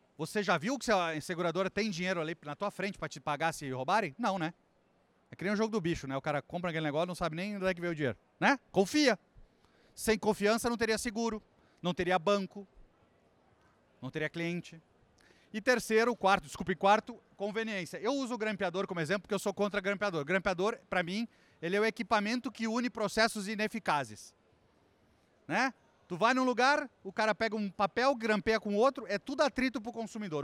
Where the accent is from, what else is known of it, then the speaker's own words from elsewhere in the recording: Brazil; sou brasileiro